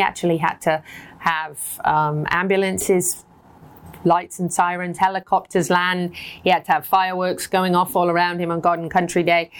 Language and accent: English; United Kingdom; moved away as an adult; now in United States; we have lots of British words